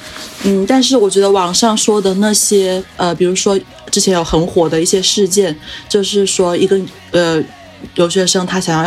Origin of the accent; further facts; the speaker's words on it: China; 就有点像我们中国人这么多人跑到国外去，